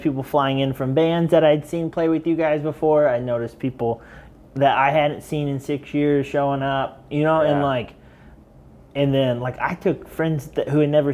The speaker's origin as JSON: {"language": "English", "town": "Elwood", "region": "Indiana", "country": "United States", "said": "I'm from Elwood, Indiana"}